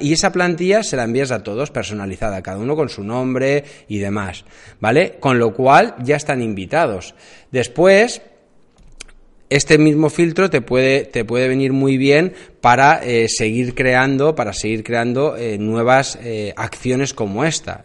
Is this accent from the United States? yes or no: no; Alicante, Valencian Community, Spain; yo vivo en Alicante, eh, yo soy de Alicante